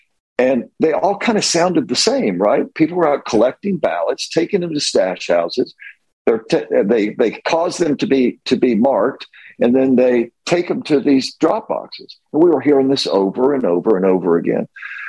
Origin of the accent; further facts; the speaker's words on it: Alabama, United States; I'm from Alabama.